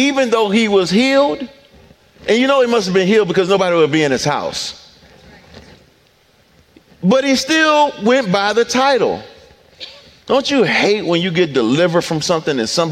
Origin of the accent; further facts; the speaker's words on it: Detroit, Michigan, United States; I'm from Detroit